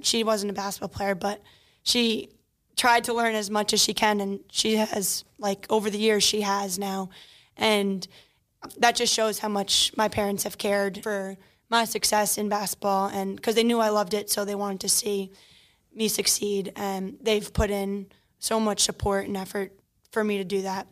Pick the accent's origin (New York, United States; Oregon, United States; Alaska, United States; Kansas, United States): New York, United States; Long Island; I grew up in Garden State, Long Island